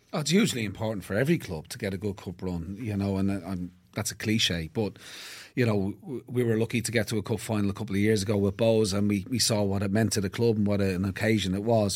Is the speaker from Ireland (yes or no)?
yes; Blackrock, Leinster, Ireland; born and bred in Black, Black Rock